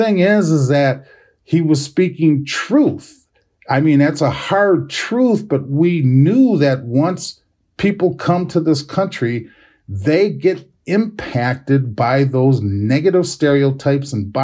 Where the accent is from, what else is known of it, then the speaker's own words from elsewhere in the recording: United States; as American Indian, as Native, as Indigenous individuals